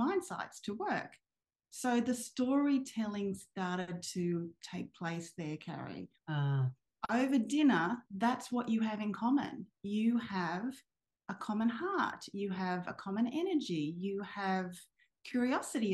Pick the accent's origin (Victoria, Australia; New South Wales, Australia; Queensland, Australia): New South Wales, Australia; Sydney; I grew up in Sydney and I was at high school in Sydney